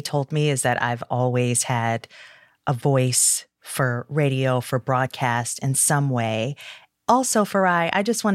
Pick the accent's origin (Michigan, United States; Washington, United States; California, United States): Michigan, United States; Detroit; I grew up in Detroit. I'm a third generation Detroiter.